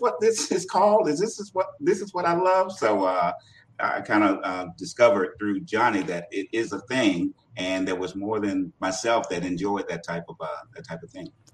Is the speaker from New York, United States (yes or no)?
no; Portsmouth, Virginia, United States; my hometown of Portsmouth, Virginia